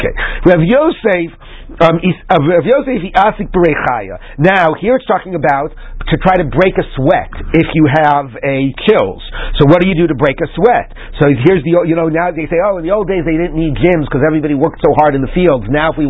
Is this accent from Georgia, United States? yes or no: no; Washington, District of Columbia, United States; was growing up in Washington, D.C., 30 years ago, we had a problem like that with a restaurant.